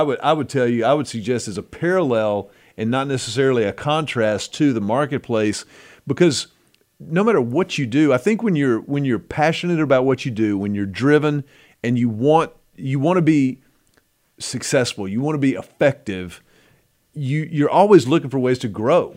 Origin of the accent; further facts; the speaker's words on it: United States; I'm American